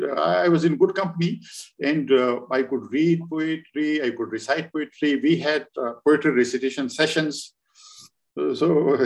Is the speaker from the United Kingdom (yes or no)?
no; Pakistan; first language Pashto; English is a second language; also born or lived in Kabul, Afghanistan; And Pashto was my mother tongue. Pashto is my mother tongue. But of course, I learned Urdu in school and college. And then I learned English. Persian, I was always interested in.